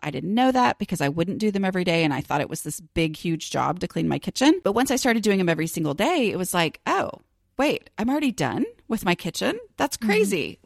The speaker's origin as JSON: {"language": "English", "town": "Dallas", "region": "Texas", "country": "United States", "said": "I am from Dallas"}